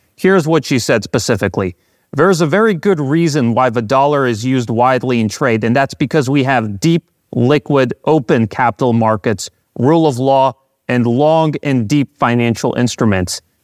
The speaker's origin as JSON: {"language": "English", "country": "United States", "tie": "born or raised there", "said": "growing up in the United States"}